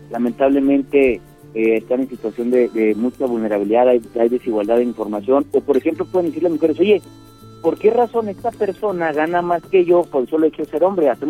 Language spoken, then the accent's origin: Spanish; Mexico; todos somos mexicanas y mexicanos